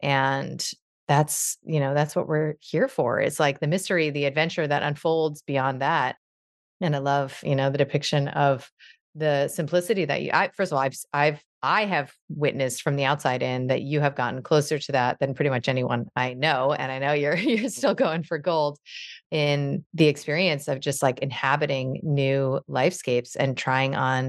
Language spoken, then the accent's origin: English; New York, United States; You know, I'm a New Yorker, I'm a doctor, I'm a liberal, I'm a this